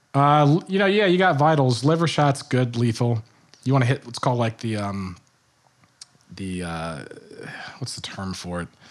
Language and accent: English; Richmond, Virginia, United States; also born or lived in Michigan; now in New Jersey, United States; I grew up in Richmond, Virginia